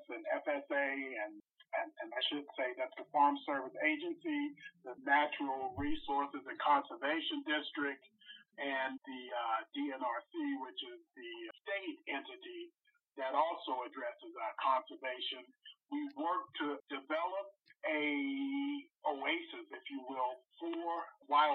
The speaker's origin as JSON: {"language": "English", "region": "North Carolina", "country": "United States", "moved": "yes", "said": "I'm originally from North Carolina, and I came up here in the big oil boom"}